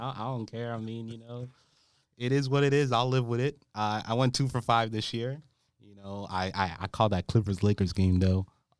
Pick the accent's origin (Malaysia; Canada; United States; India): Canada; Montreal, Quebec; I'm from Montreal.